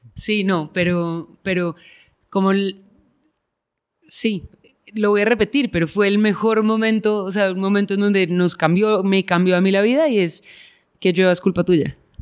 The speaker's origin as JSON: {"language": "Spanish", "region": "Bogotá", "country": "Colombia", "tie": "born or raised there", "said": "yo crecí afuera, en Bogotá"}